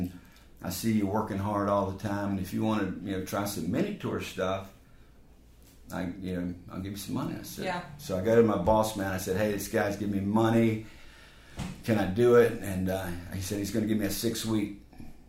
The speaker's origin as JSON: {"language": "English", "town": "Raleigh", "region": "North Carolina", "country": "United States", "tie": "born or raised there", "said": "I was born in Raleigh."}